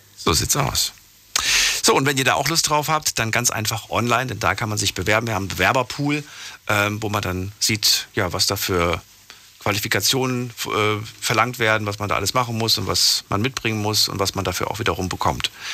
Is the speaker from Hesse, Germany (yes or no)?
yes; Frankfurt, Hesse, Germany; ab dem fünften, Alt, fünften Jahr bin ich in Frankfurt groß geworden